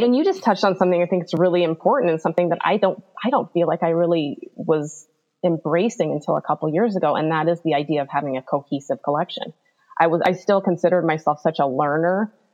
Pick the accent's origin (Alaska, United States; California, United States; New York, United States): Alaska, United States; now in Bigfork, United States; I grew up in Alaska, right on the Pacific Ocean